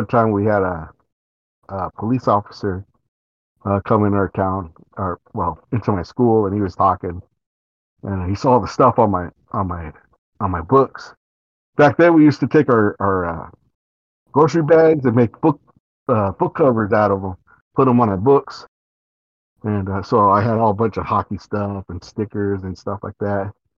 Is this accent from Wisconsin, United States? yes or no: no; California, United States; I grew up in California